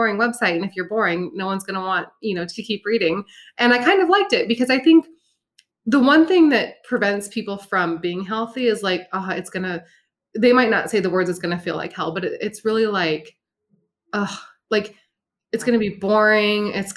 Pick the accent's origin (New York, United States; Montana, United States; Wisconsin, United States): Montana, United States; I'm from Montana